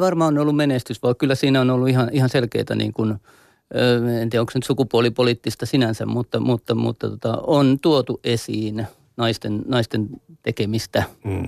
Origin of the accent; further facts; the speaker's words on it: Mikkeli, South Savo, Finland; meillä, meillä päin Mikkelissä